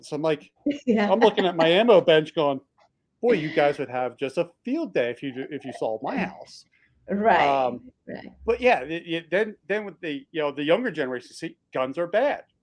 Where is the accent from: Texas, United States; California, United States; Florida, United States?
Texas, United States; Texans are very proud about being a Texan, and we used to be our own country